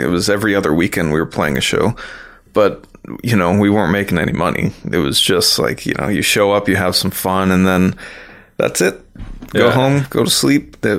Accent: Toronto, Ontario, Canada; now in Toronto, Canada; I came up in Scarborough, which isn't too far from here. It's about a, you know, less than a half an hour drive. So I came up in that area and then moved to Toronto about 10 years, actually maybe more than 10 years ago.

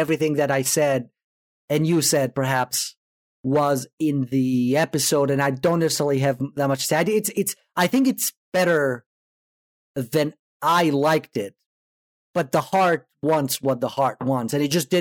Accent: Greece; moved away; I am originally from Greece

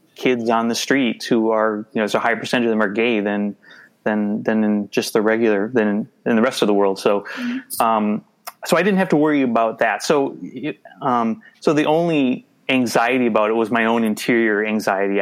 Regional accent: suburban Twin Cities, Minnesota, United States; also born or lived in New Hope, Minnesota / Bloomington, Minnesota; I grew up in uh, the suburban Twin Cities. I grew up in uh, New Hope, uh, Minnetonka, Bloomington, and now I live in uh, Minneapolis

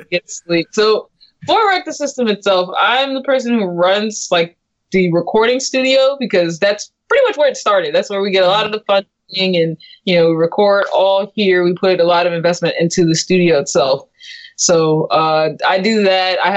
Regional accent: California, United States; I'm from California

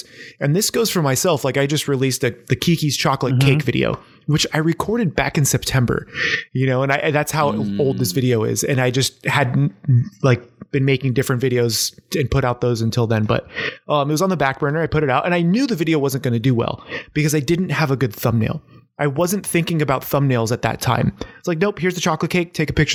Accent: San Diego, California, United States; now in Portland, United States; I grew up in San Diego

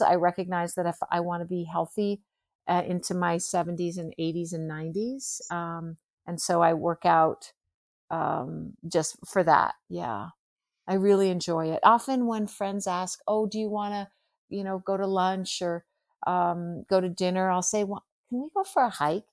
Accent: United States; I'm American

